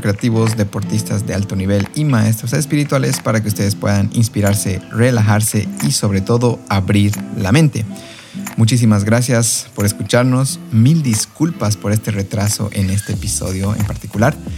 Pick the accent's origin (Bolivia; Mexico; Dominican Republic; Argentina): Bolivia; como bolivianos, es de suma relevancia ser los primeros en alzar nuestro pecho por este lugar que nos vio nacer y crecer